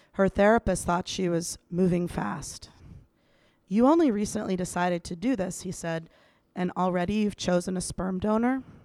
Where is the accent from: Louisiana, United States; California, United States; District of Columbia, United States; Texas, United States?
District of Columbia, United States; Washington; moved away; I'm back in my hometown of Washington, D C